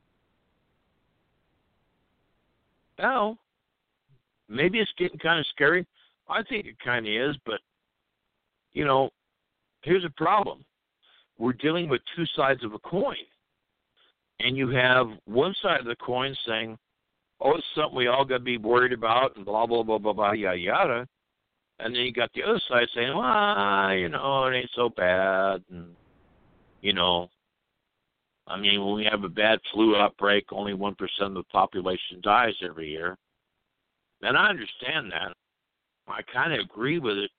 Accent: United States; I'm American

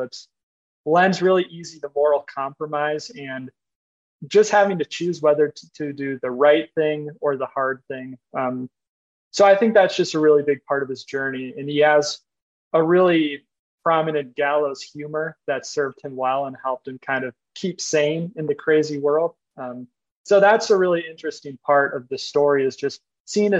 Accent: Minnesota, United States; I'm from Minnesota

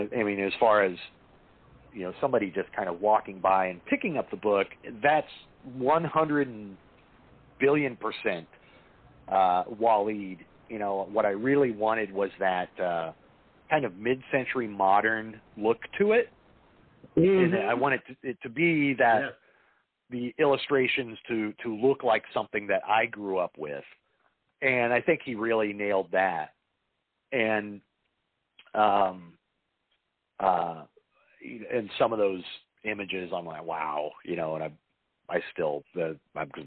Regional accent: Indiana, United States; now in Los Angeles, United States; I didn't grow up in Los Angeles. I grew up in Indiana.

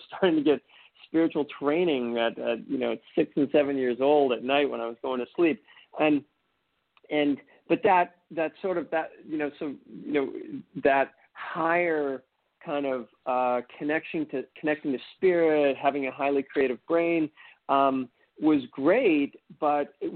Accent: just outside of Boston, Massachusetts, United States; I grew up in just outside of Boston, very, very, American upbringing

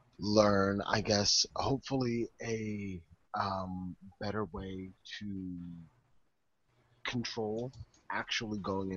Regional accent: Maryland, United States; I'm from Maryland

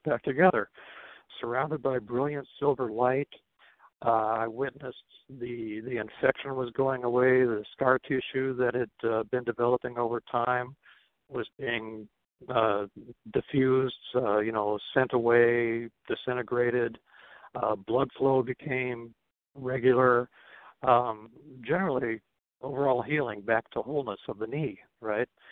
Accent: Nebraska, United States; moved away as an adult; now in Twin Cities, United States; I was raised in Nebraska. I lived there from age oh, like four until age 27, 28 before I moved up to the Twin Cities.

